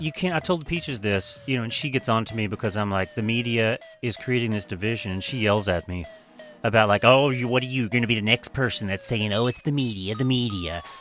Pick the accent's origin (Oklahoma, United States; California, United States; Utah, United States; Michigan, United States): Oklahoma, United States; I'm from Oklahoma.